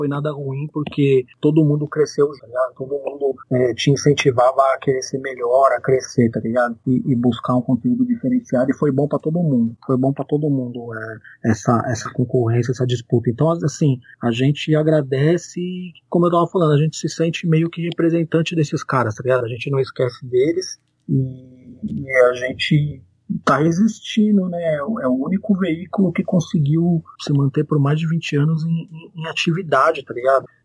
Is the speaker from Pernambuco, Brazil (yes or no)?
no; São Paulo, Brazil; A gente é da mesma região de São Paulo, tá ligado?